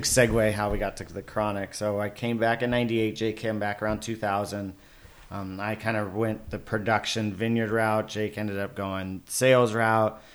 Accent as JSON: {"language": "English", "town": "Paso Robles", "region": "California", "country": "United States", "tie": "born or raised there", "also_born_or_lived": "Oceanside, California / Vista, California", "said": "I grew up in Paso Robles"}